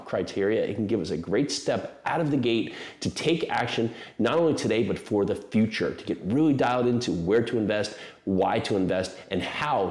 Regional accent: New Jersey, United States; I grew up in New Jersey

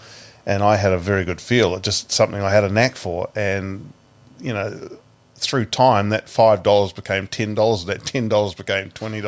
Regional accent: Paraparaumu, Wellington, New Zealand

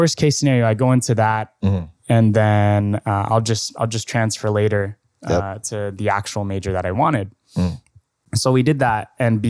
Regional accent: Mandaluyong, Metro Manila, Philippines; born there; also born or lived in Antipolo; So funny enough, I was born in Mandaluyong. Mm-hmm. I went to Montessori in Antipolo.

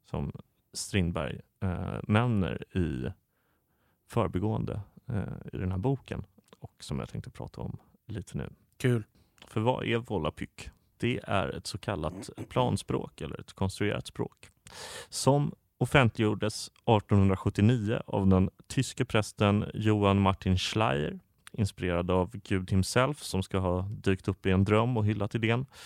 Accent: Skåne, Sweden; där jag växte upp i Skåne.

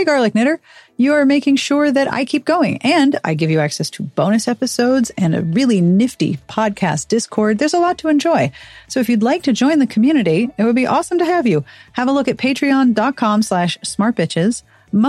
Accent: Pittsburgh, Pennsylvania, United States; people who go out in kayaks near my hometown of Pittsburgh and clean up the rivers and streams.

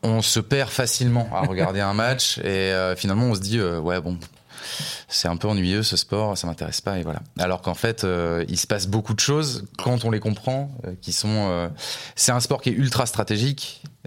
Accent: La Rochelle, Nouvelle-Aquitaine, France; moved away as an adult; also born or lived in Montpellier; je suis originaire de La Rochelle et j'ai déménagé à Montpellier pour faire des études

